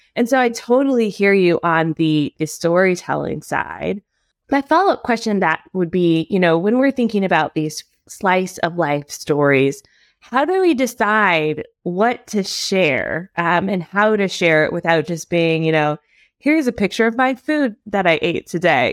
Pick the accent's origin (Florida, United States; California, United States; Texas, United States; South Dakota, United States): Florida, United States; Miami; moved away; also born or lived in Atlanta; I'm from Atlanta, but like I was born in Miami